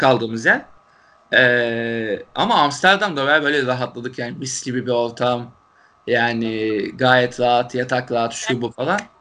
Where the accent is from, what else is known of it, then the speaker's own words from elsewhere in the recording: Turkey; Türkiye'den gelen Türkler olduğumuzu